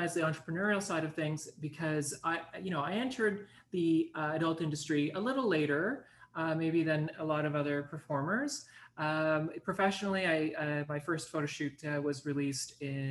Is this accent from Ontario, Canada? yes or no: no; Montreal, Quebec, Canada; I spent my entire life, with the exception of some vacation time overseas and, you know, in the Caribbean and whatnot, growing up in Montreal.